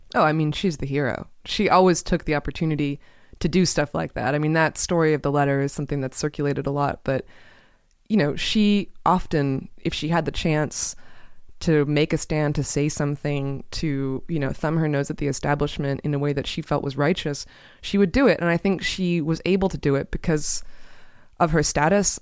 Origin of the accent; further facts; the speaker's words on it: Portland, Oregon, United States; Portland, which is where I grew up